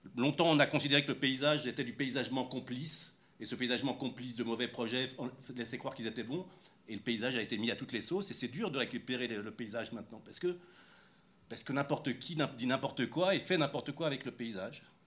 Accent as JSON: {"language": "French", "town": "Paris", "region": "Île-de-France", "country": "France", "moved": "as an adult", "lives_now": "Marcoussis, France", "said": "je suis parisien depuis le XVIe siècle et on habitait en banlieue"}